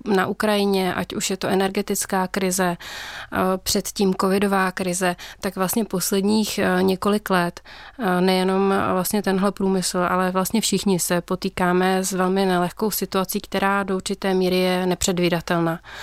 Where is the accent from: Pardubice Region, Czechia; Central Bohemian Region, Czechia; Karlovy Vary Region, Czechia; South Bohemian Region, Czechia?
Karlovy Vary Region, Czechia; Karlovy Vary; pocházím z Karlových varů